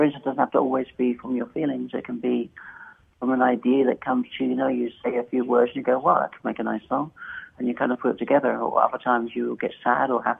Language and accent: English; Essex, East of England, United Kingdom; now in Kingsport, United States; I grew up in England, in Essex, in the culture, the armor barracks